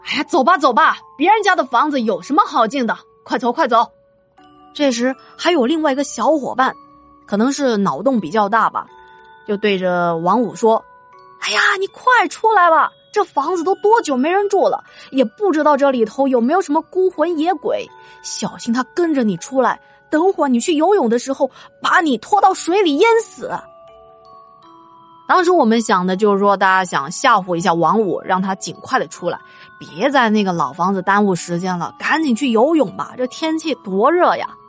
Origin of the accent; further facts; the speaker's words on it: Yibin, Sichuan, China; 长江零公里的坐标就在我老家那里。金沙江和岷江在宜宾汇流之后才叫长江的。